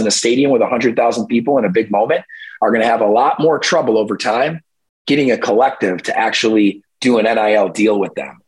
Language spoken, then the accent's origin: English; New York, United States; my home state of New York